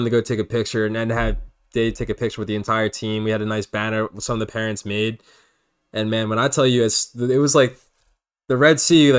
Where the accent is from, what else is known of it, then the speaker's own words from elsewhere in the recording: Philadelphia, Pennsylvania, United States; we're from Philly.